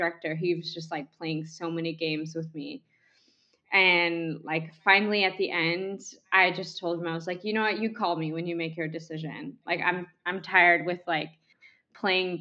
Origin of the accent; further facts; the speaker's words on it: United States; moved away; also born or lived in Russia; I'm an American